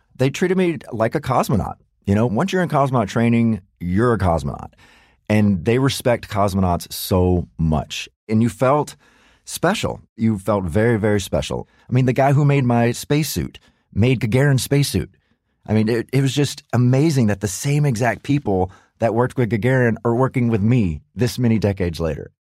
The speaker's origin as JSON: {"language": "English", "country": "United States", "said": "as an American"}